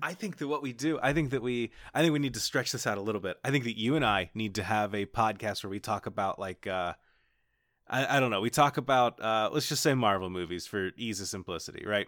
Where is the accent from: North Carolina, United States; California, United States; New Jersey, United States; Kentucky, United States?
Kentucky, United States; born or raised there